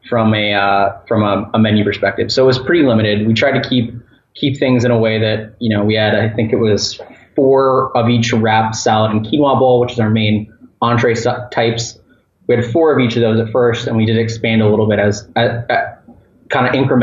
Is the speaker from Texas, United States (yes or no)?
no; Orlando, Florida, United States; my hometown at near UCF, University of Central Florida in Orlando